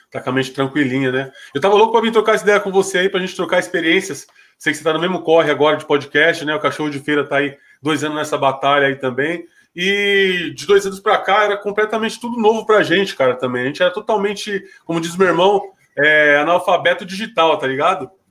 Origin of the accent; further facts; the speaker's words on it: São Paulo, Brazil; na minha quebrada, a cidade tiradentes